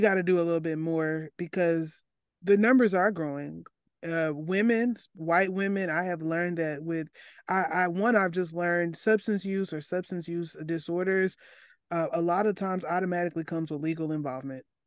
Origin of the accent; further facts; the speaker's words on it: Arkansas, United States; I come from Arkansas, a place with the highest incarcer-, w, at least top five highest incarceration rates